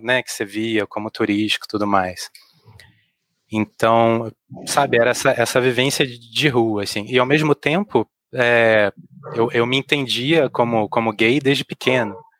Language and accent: Portuguese; Rio de Janeiro, Brazil; Eu cresci num bairro chamado Rio Comprido